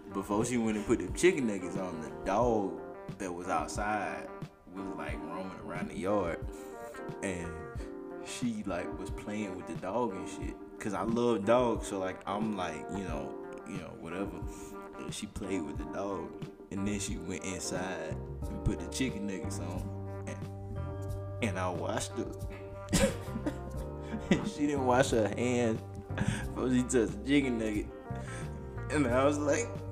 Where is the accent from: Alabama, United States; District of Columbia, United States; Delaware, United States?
Alabama, United States; I'm from Alabama